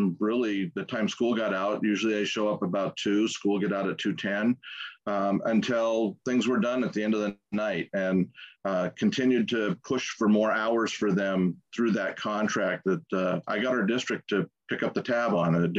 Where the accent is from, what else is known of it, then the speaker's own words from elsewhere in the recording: Tacoma, Washington, United States; Born and raised in Tacoma, Washington